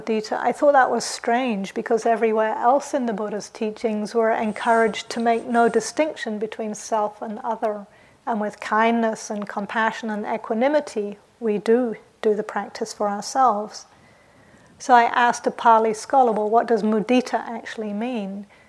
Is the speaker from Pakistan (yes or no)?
no; England, United Kingdom; also born or lived in New Zealand; So I grew up in England and New Zealand, and in those countries there's this idea that you shouldn't blow your own trumpet.